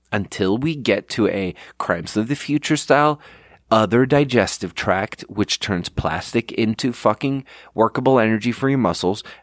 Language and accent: English; Sweden; English is a second language; now in United States; I'm from Sweden and I'm out here Googling in Swedish.